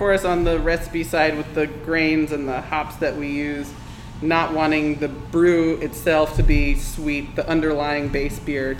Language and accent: English; Vermont, United States; moved away as an adult; now in Nashville, United States; I'm from Vermont. I came to Nashville to go to Vanderbilt Law School